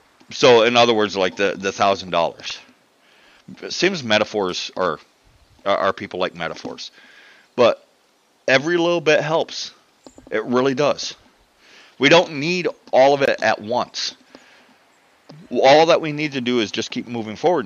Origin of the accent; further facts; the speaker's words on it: United States; I'm American